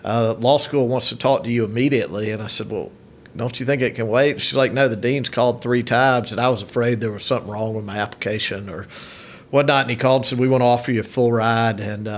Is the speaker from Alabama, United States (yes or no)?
yes; Montgomery, Alabama, United States; Well, I grew up, was born and raised in Montgomery, Alabama.